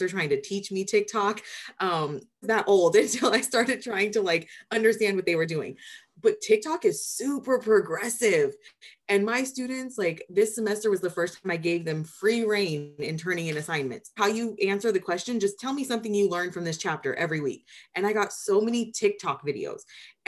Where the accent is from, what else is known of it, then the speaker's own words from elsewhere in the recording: Anaheim, California, United States; I'm a kid from Anaheim, the Disneyland side